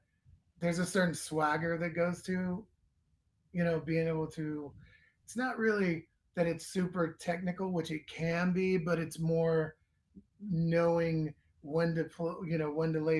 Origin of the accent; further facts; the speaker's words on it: Northern California, United States; I was a kid. I was from Northern California